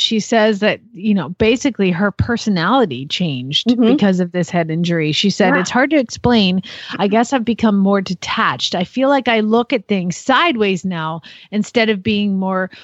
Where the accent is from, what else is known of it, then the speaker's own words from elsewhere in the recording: the South, United States; now in Phoenix, United States; I'm from the South